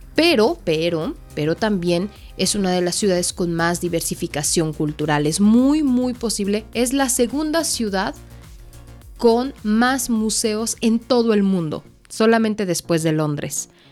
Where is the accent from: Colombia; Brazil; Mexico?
Mexico; nosotros como mexicanos